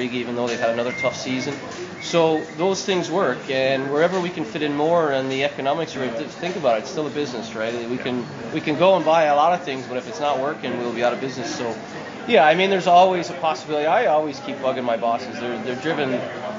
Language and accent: English; Canada; I grew up in Canada.